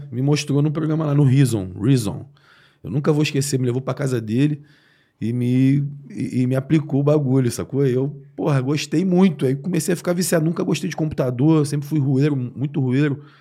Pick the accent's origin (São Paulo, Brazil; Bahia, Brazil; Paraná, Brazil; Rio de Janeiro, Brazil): Rio de Janeiro, Brazil; Sou nascido e criado na Cardoso, que é um lugar especialzão aqui na zona sul do Rio, que é tipo um um subúrbio na Zona Sul, tá ligado?